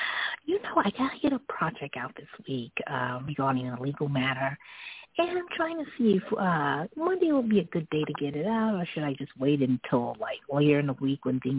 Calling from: New York City, New York, United States; I'm calling from Brooklyn.

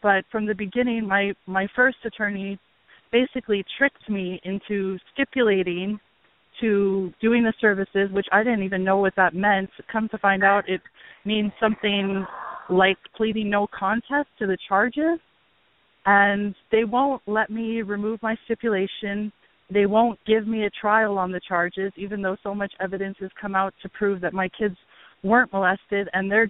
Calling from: Hawaii, United States; I'm calling from Hawaii

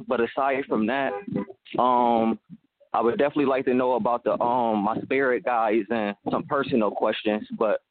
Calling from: Buffalo, New York, United States; I'm calling from Buffalo, New York.

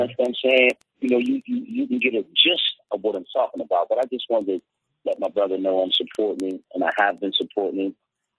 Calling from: Detroit, Michigan, United States; I'm actually calling from Detroit, man.

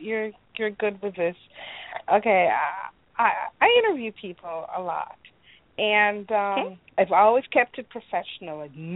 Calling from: Illinois, United States

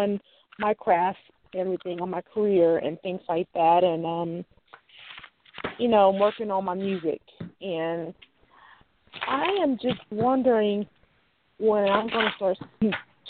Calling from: Louisiana, United States; I'm calling from Louisiana.

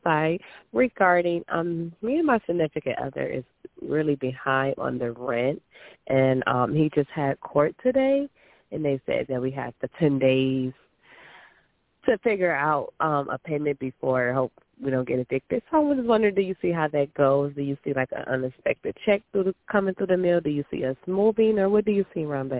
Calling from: Michigan, United States; I'm calling from Michigan.

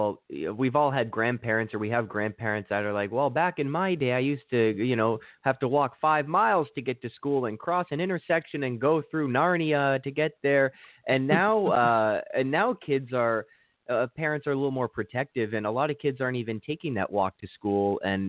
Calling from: Toronto, Ontario, Canada; I'm calling from Toronto, and that's in Canada, and we have plenty of snow here.

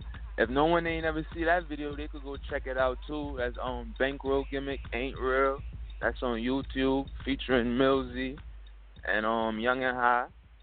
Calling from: Bronx, New York, United States; Yeah, I'm calling from Bronx, New York.

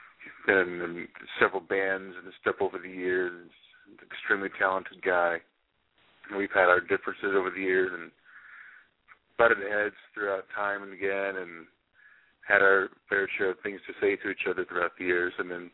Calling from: Sachse, Texas, United States; Yeah, Sachse, Texas.

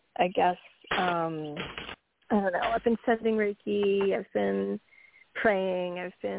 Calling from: New York, United States; Hi, this is … from New York.

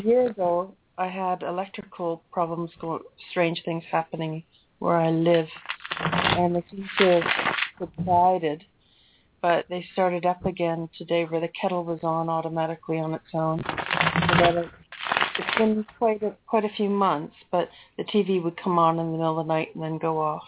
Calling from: London, United Kingdom; I'm calling from London

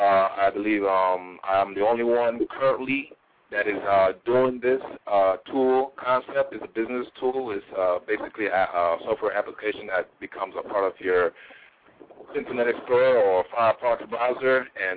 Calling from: Chicago, Illinois, United States; I'm calling from north side of Chicago, where Howard and Ridge area.

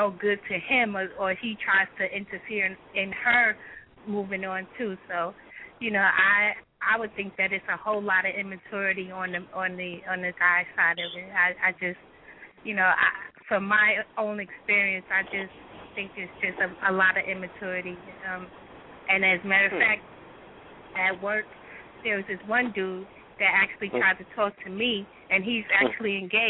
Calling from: Nashville, Tennessee, United States; from Nashville, Tennessee.

